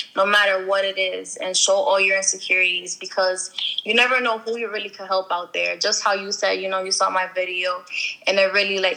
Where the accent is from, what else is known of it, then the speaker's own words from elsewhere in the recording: Paterson, New Jersey, United States; moved away as an adult; now in Clifton, United States; I'm originally from Paterson, New Jersey. I currently moved to Clifton, New Jersey in February